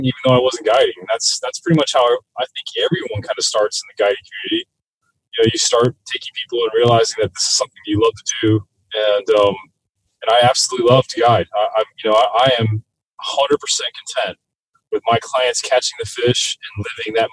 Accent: South Florida, United States; I grew up in South Florida

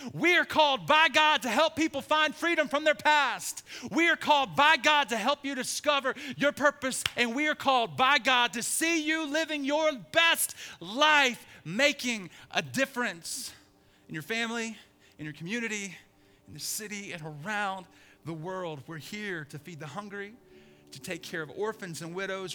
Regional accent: Birmingham, Alabama, United States; moved away as an adult; also born or lived in Idaho; I'm from Birmingham, Alabama.

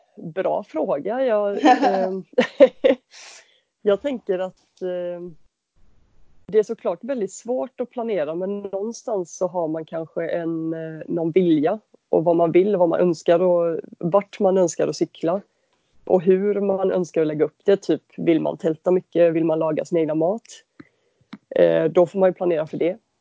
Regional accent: Varberg, Halland County, Sweden; moved away as an adult; now in Gothenburg, Sweden; jag är uppväxt i Varberg.

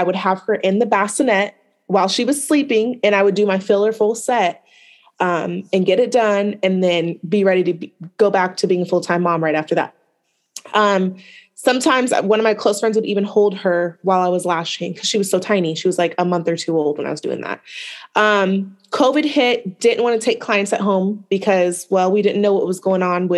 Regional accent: Portland, Oregon, United States; I am from the West Coast, Portland, Oregon native

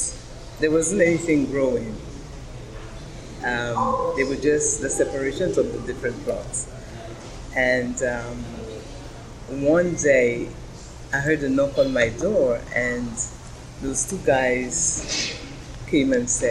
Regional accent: The Bronx, New York, United States; now in Brooklyn, United States; When I came into Brooklyn from the Bronx, I got married

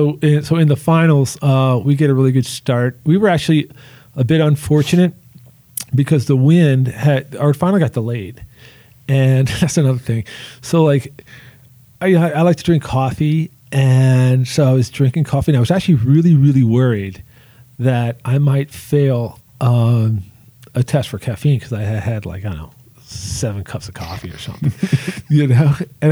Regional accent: New Orleans, Louisiana, United States; I'm from New Orleans.

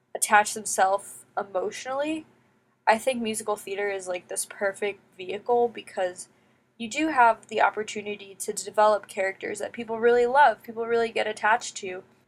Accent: United States; growing up in the United States

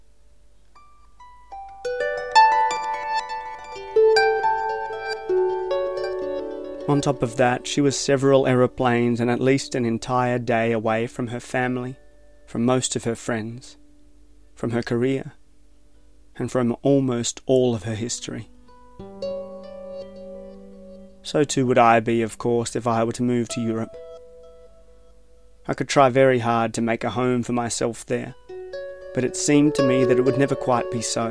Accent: Tasmania, Australia; I am from Tasmania.

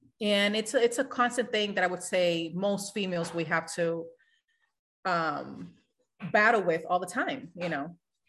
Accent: Boston, Massachusetts, United States; I am originally from Boston. So it will be nice to go back home.

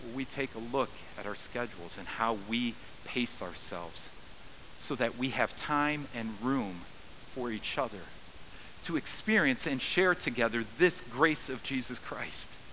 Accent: United States; I'm an American

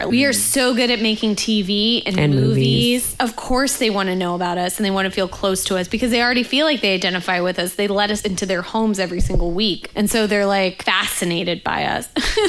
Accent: Kansas, United States; I'm from Kansas.

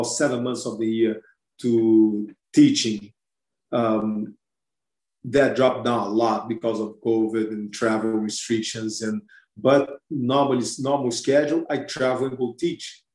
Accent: Brazil; moved away; I'm from Brazil

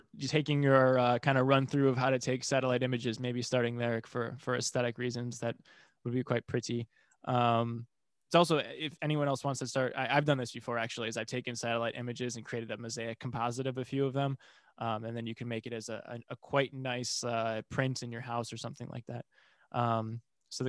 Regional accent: Midwest, United States; also born or lived in Taiwan; I'm from the Midwest and we have tornadoes

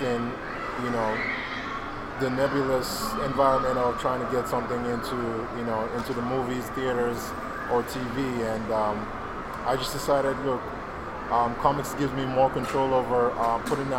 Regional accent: Lagos, Nigeria; moved away as an adult; now in United States; I was born and raised in Lagos, Nigeria

